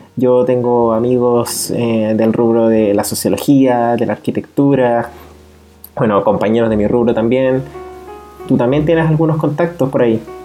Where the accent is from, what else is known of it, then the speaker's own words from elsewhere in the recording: Chile; Nosotros somos oriundos de Chile